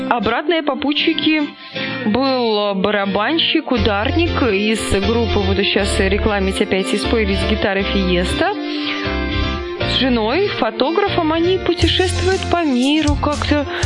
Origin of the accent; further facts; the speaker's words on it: Kaluga, Kaluga Oblast, Russia; в котором я встретила друзей из Калуги, из родной Кирилл тебе Калуги.